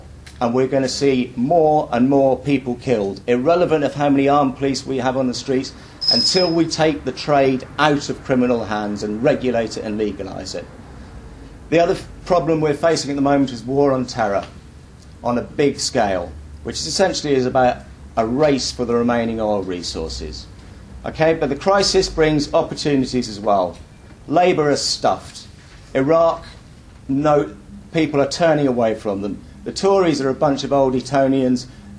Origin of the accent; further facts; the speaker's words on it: London, United Kingdom; from Lambeth.